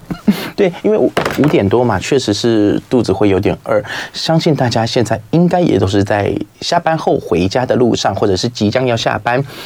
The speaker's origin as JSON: {"language": "Chinese", "town": "Keelung", "country": "Taiwan", "tie": "born or raised there", "said": "从小在基隆长大"}